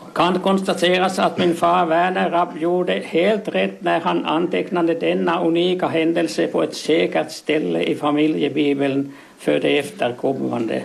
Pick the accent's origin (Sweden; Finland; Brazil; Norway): Finland; Vassor, Ostrobothnia; moved away; also born or lived in Koskö; jag är sprunget från Vassor, men jag bodde i Koskun nästan 60 år